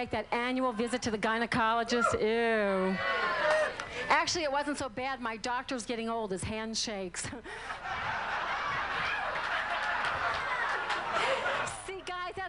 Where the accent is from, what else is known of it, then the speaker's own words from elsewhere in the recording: New Orleans, Louisiana, United States; I'm from New Orleans